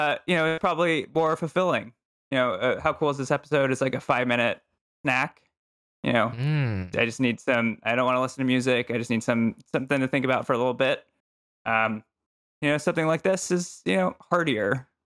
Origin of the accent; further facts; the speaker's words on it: Texas, United States; moved away as an adult; No, I'm from Texas originally.